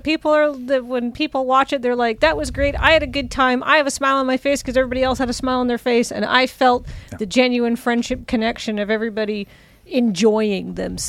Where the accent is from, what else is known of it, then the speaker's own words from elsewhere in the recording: Canada; I'm from Canada, and our Mexican food here is very poor.